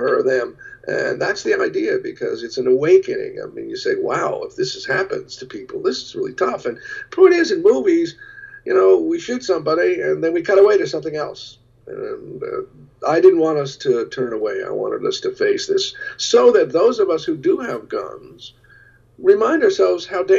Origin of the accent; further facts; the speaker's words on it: United States; I am every single day grateful that I am American living at this very moment.